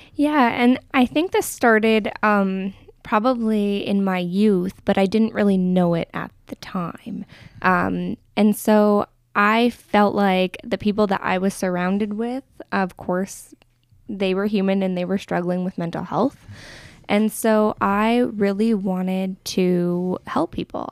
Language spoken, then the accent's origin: English; Medicine Hat, Alberta, Canada; also born or lived in Crowsnest Pass; I have mostly been raised in Medicine Hat